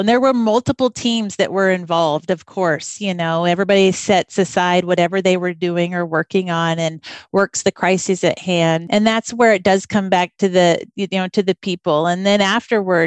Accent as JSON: {"language": "English", "town": "Vancouver", "region": "Washington", "country": "United States", "tie": "born or raised there", "also_born_or_lived": "West Africa", "moved": "as an adult", "said": "growing up in Vancouver"}